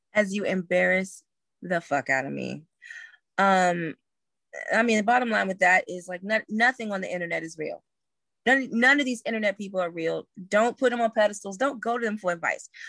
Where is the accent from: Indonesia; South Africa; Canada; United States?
United States; Washington, District of Columbia; also born or lived in Greensboro, North Carolina; when I came home from Bennett, I worked at the one at Howard, um, on Georgia Avenue